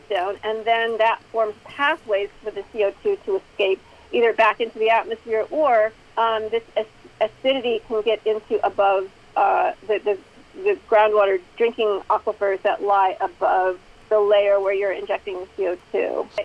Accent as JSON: {"language": "English", "region": "Illinois", "country": "United States", "tie": "born or raised there", "said": "my home state of Illinois"}